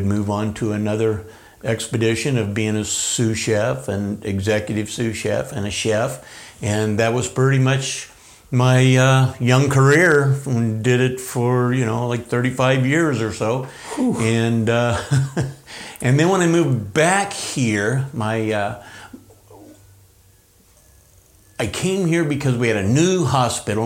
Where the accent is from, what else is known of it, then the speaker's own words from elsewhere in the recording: Grants Pass, Oregon, United States; also born or lived in Medford, Oregon; I was born in Medford, raised here in Grants Pass, moved here in 1964, and moved away after high school and joined the Navy